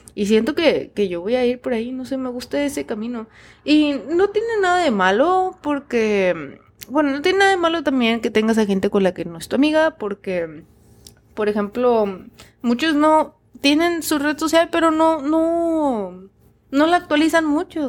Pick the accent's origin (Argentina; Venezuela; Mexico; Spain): Mexico; moved away as an adult; yo me fui de México